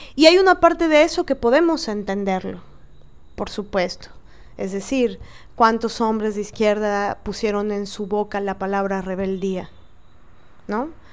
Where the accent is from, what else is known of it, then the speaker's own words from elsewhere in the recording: Mexico; como mexicanas, y cada una desde el país que se encuentre